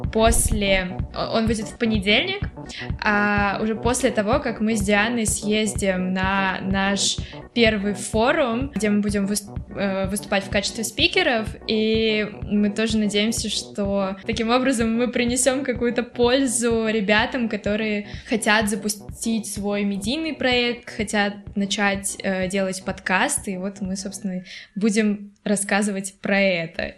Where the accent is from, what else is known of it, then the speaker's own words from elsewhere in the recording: Russia; Я из России